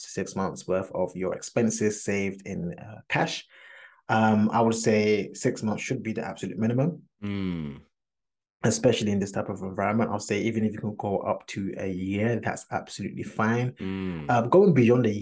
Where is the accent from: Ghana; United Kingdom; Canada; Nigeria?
Ghana; I'm Ghanaian